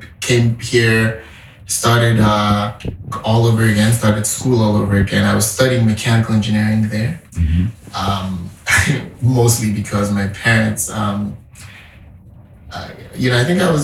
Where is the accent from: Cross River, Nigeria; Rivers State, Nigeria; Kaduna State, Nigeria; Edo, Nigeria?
Kaduna State, Nigeria; Zaria; moved away as an adult; also born or lived in Boston, United States / Atlanta, United States / California, United States; now in New York, United States; About 30 minutes from the city I grew up in Zaria